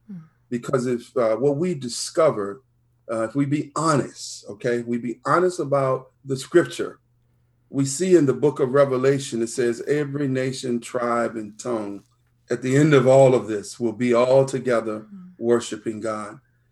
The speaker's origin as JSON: {"language": "English", "town": "Richmond", "region": "Virginia", "country": "United States", "tie": "born or raised there", "said": "But I grew up in the East End of Richmond, which is the beautiful part of my story."}